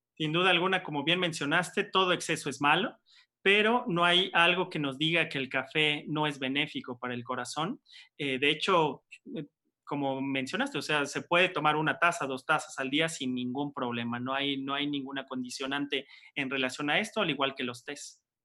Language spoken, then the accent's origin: Spanish; Mexico; como buen mexicano